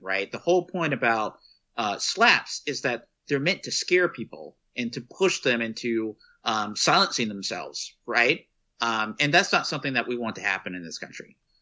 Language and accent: English; Texas, United States; from my home state of Texas